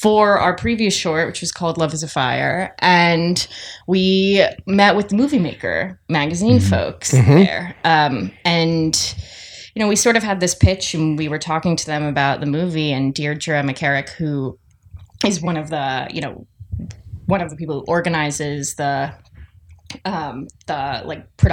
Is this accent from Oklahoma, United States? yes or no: no; New York, United States; moved away as an adult; now in Los Angeles, United States; I am from New York